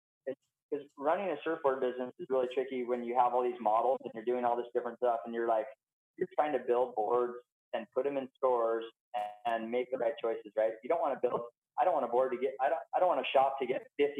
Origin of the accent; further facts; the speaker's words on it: Santa Barbara, California, United States; I'm California. Like, I don't even, I grew up in Santa Barbara. Like, I'm from California, 100%.